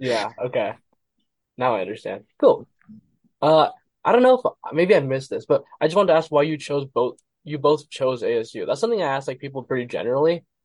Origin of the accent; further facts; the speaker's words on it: Gilbert, Arizona, United States; Born and raised here, and I've been here my whole life